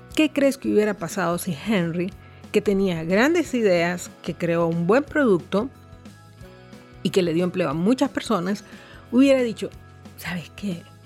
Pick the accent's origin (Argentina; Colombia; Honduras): Honduras